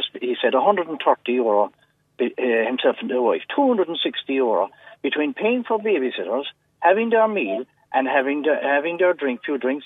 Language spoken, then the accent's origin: English; Aghabullogue, Munster, Ireland; now in Cork, Ireland